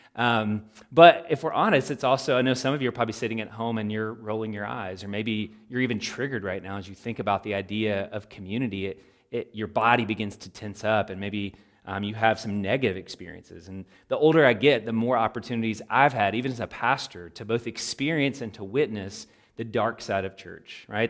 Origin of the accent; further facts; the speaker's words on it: Louisville, Kentucky, United States; a local church where I grew up there in Louisville, Kentucky